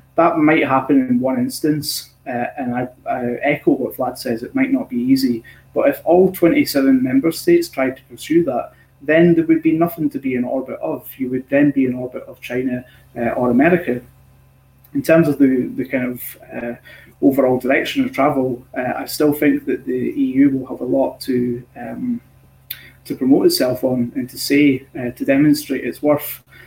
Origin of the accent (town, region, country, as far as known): Scotland, United Kingdom